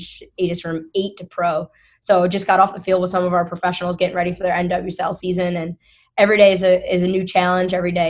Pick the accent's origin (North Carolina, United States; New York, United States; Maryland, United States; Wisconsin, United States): New York, United States; Syracuse; moved away as an adult; I'm originally from Syracuse, New York. I grew up there.